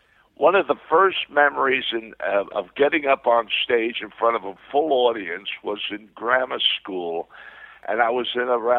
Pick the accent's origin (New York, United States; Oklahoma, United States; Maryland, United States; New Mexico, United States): New York, United States; New York City; born or raised there; moved away; also born or lived in Brooklyn, New York